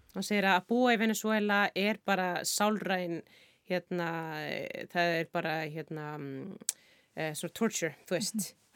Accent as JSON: {"language": "Icelandic", "country": "Iceland", "said": "við náttúrulega sem erum Íslendingar"}